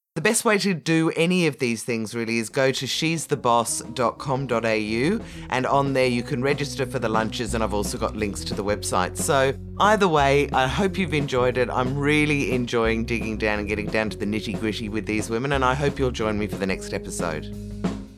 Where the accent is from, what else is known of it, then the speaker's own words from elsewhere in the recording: Ireland; now in Australia; I'm Irish. I love that. I was born, bred, and married there.